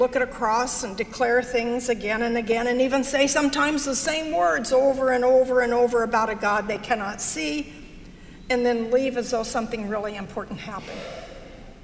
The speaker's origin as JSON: {"language": "English", "region": "Arkansas", "country": "United States", "tie": "born or raised there", "said": "I was raised in Arkansas"}